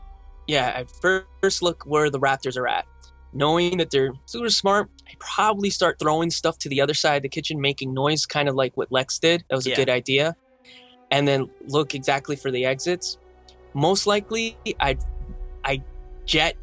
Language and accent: English; Uruguay; now in United States; I come from Uruguay